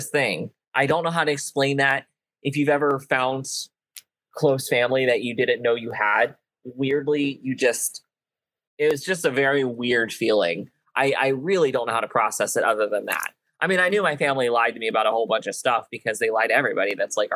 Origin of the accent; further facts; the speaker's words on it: United States; my hometown of Allen County